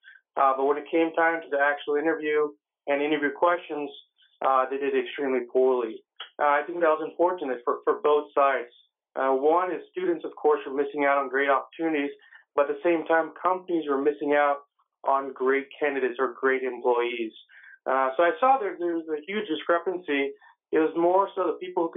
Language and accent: English; San Jose, California, United States; I actually grew up in the Bay Area, San Jose, California.